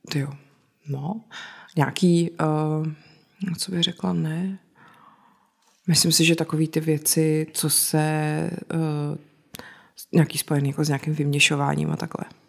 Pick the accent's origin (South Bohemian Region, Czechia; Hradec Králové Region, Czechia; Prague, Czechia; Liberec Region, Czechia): South Bohemian Region, Czechia; Já jsem z Jižních Čech a tam hmm. se to říká a pak jsem zjistila, že se to jinde vůbec neříká